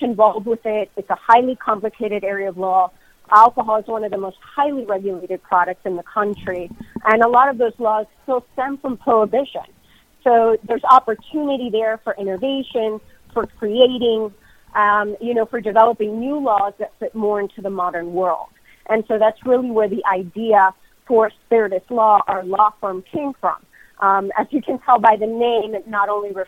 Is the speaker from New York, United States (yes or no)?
no; Miami, Florida, United States; born and raised in Miami, born of Cuban immigrant parents